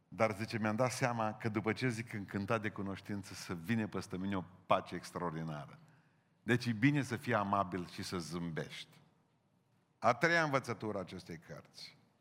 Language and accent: Romanian; Romania; noi cu românii